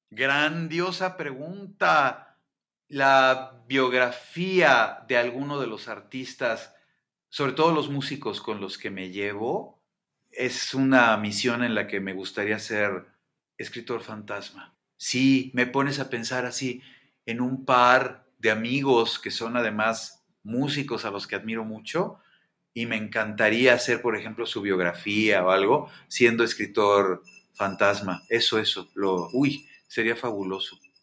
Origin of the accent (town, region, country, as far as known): Mexico